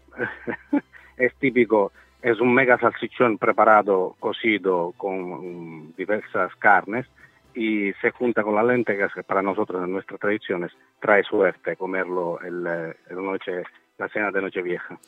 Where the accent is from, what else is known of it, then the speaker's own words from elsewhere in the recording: Sicily, Italy; Spanish is a second language; En mi país sobre todo al sur donde estamos nosotros